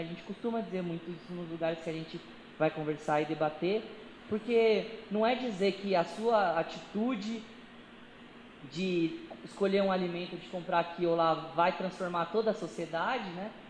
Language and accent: Portuguese; Brazil